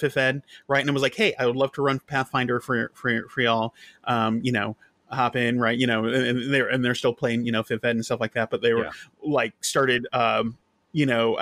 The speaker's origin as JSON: {"language": "English", "area": "near Buffalo and Rochester", "region": "Western upstate New York", "country": "United States", "tie": "born or raised there"}